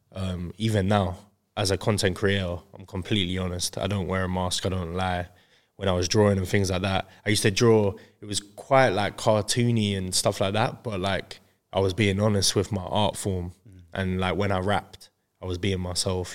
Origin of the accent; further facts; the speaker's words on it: Crawley, South East England, United Kingdom; I'm from Crawley, West Sussex